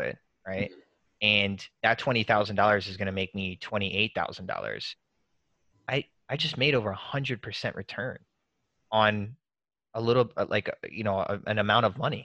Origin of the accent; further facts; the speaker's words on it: Murphy, North Carolina, United States; moved away; I'm from Murphy, North Carolina originally.